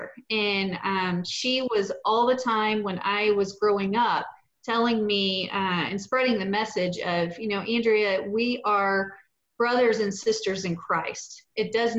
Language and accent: English; Petal, Mississippi, United States; now in Houston, United States; I grew up in Petal, Mississippi, and like you said, just right there adjacent to Hattiesburg